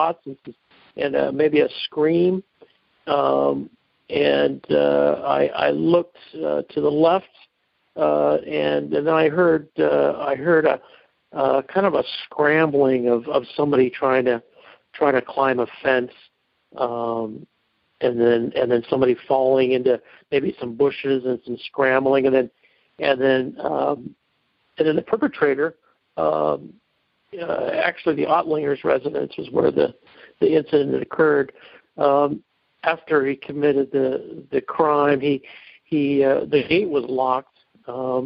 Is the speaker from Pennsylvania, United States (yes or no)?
no; Rancho Cordova, California, United States; I grew up in Rancho Cordova, California